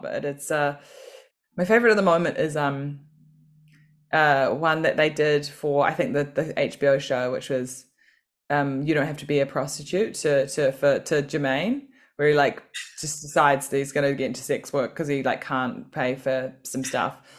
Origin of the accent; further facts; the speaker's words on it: Auckland, New Zealand; moved away as an adult; now in London, United Kingdom; growing up in New Zealand